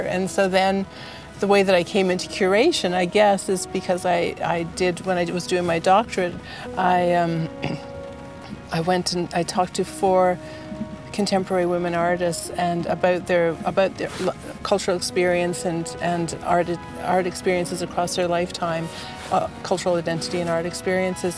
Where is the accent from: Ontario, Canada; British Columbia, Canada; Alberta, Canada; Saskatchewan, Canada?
Ontario, Canada; Peterborough; I grew up in Peterborough, Ontario